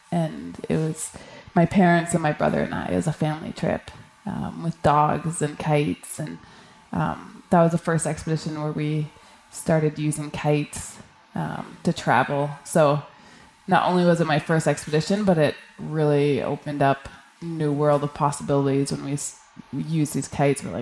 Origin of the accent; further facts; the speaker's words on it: Canadian Arctic, Canada; I grew up in the Canadian Arctic, so it was a pretty natural progression from doing camping trips with the you know with my family to week long trips to two week trips.